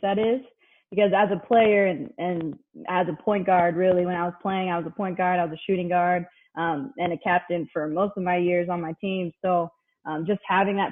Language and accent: English; Modesto, California, United States; also born or lived in Hawaii; I'm from Modesto, so a small country town out here